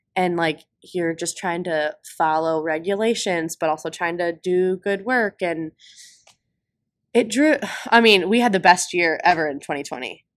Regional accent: Sandusky, Ohio, United States; I'm from Sandusky, Ohio

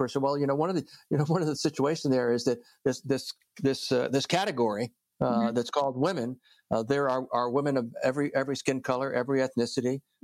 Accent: New Jersey, United States; I'm from New Jersey

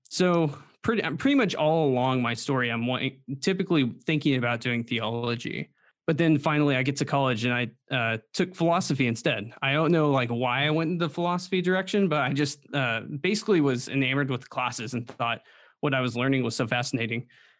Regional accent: the Bible Belt, United States; Well, and I grew up in the Bible Belt too.

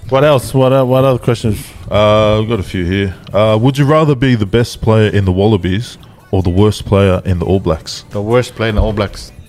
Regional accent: South Africa; Because I'm, I'm South African.

